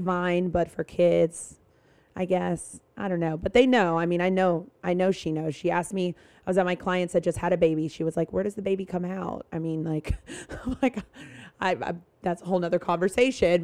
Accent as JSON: {"language": "English", "region": "North Carolina", "country": "United States", "tie": "born or raised there", "said": "I grew up in North Carolina."}